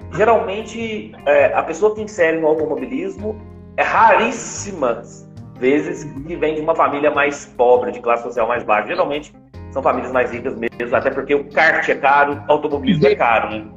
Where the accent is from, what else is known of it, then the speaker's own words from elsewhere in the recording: Brazil; eu tenho orgulho de falar que sou brasileiro